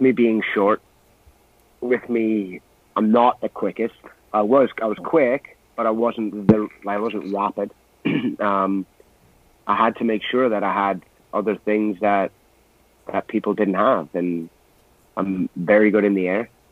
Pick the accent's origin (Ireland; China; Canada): Canada; I'm Canadian